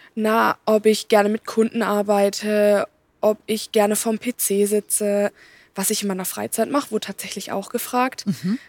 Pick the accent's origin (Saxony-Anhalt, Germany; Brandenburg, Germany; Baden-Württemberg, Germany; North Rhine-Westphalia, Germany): Baden-Württemberg, Germany; ich komme auch hier aus der Region